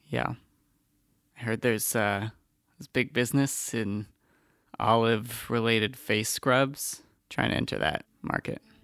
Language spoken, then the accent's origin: English; South Florida, United States; I had very specific trees growing up because I'm from South Florida